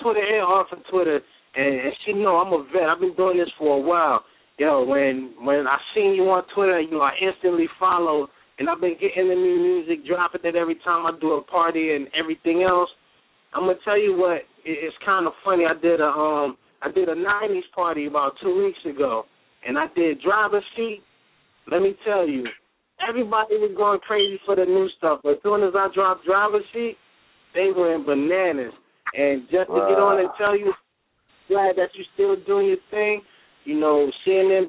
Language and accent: English; New York City, New York, United States; now in Richmond, United States; I'm based out of Richmond, but I'm originally from Brooklyn.